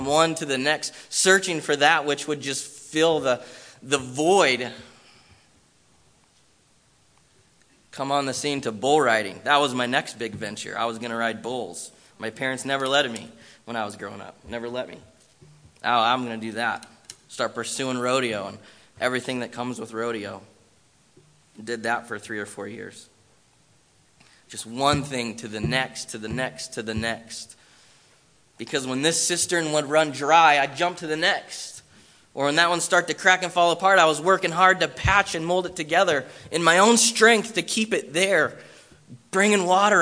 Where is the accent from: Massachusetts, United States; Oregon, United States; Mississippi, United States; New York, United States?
Oregon, United States; Bend; moved away as an adult; also born or lived in Southern California; I was born and raised in Bend